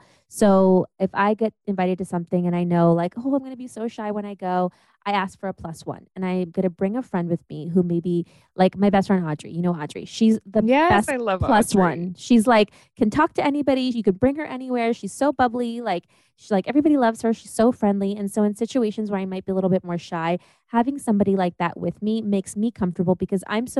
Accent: Germany; born there; I was born in Germany, and then they had to like transfer stuff to the US.

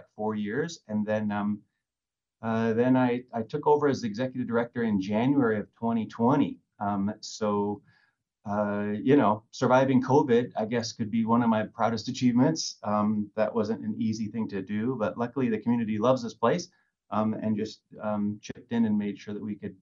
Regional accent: Lake Quinault, Washington, United States; also born or lived in Bellingham, Washington; I grew up in Lake Quinault over in the Olympic Peninsula

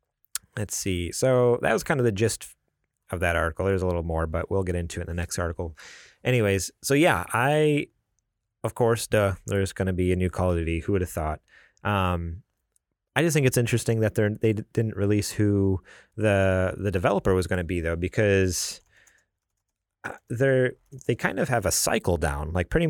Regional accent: New York, United States; I'm from New York.

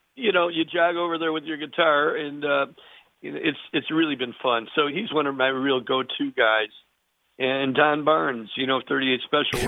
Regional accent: Chicago, Illinois, United States; also born or lived in Burr Ridge, Illinois; I'm in my hometown of Chicago, Illinois

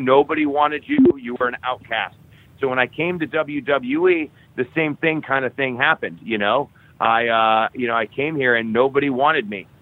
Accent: Cleveland, Ohio, United States; Cleveland, Ohio, which is my hometown where I grew up.

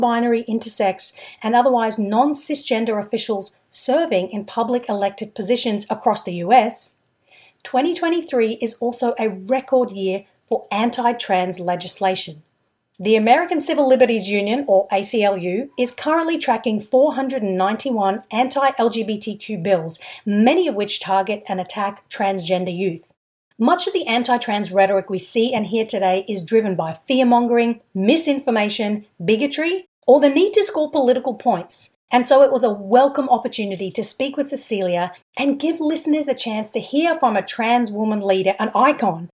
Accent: Brisbane, Queensland, Australia; I'm from Australia too. I grew up in Brisbane.

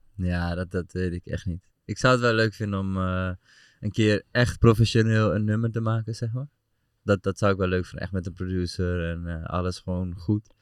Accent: Amsterdam, North Holland, Netherlands; moved away as an adult; now in Deventer, Netherlands; ik kom uit Amsterdam natuurlijk oorspronkelijk.

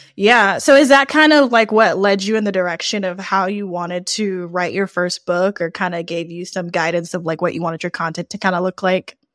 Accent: New Orleans, Louisiana, United States; I'm from New Orleans

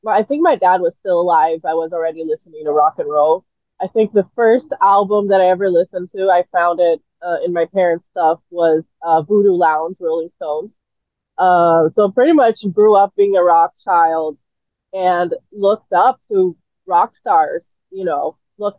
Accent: Brazil; moved away; I actually spoke more English than Portuguese, even though I lived in Brazil, because I went to the American school

